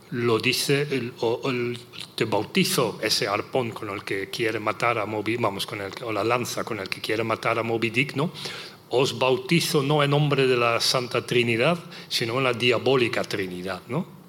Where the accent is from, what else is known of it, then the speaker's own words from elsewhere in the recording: Netherlands; Spanish is a second language; moved away; en los Países Bajos, mi país natal, no en español evidentemente, sino en neerlandés